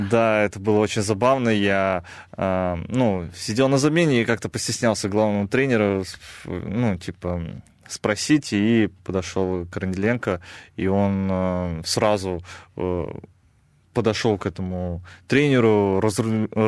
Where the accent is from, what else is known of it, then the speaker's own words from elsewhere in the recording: Kazakhstan; А, у меня там своя команда под названием Нур-Султан, а, где играют в основном как раз казахи. Я сам казах